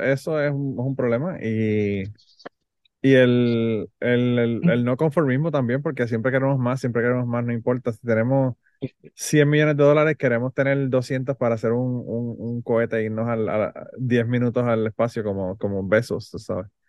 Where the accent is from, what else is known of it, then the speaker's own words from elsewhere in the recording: Puerto Rico; now in United States; somos de Puerto Rico